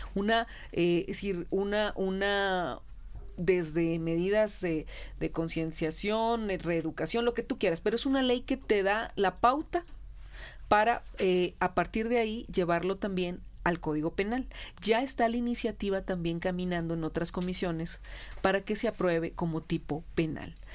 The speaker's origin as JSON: {"language": "Spanish", "town": "Hermosillo", "region": "Sonora", "country": "Mexico", "moved": "yes", "said": "yo soy de Hermosillo"}